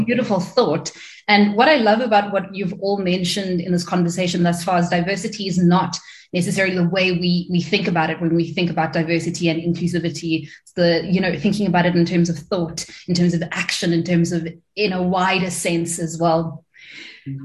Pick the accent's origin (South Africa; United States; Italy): South Africa; as South African creatives